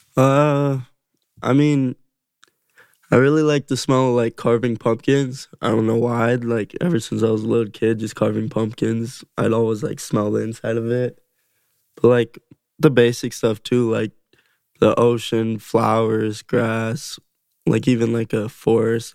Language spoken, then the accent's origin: English; Las Vegas, Nevada, United States; growing up in Vegas